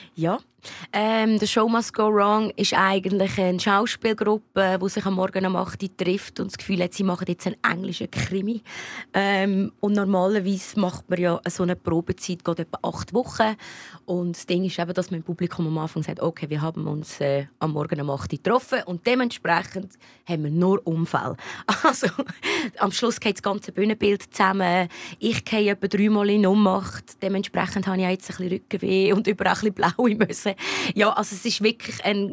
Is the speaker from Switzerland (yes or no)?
yes; Lucerne, Switzerland; Luzern, wo ich aufgewachsen bin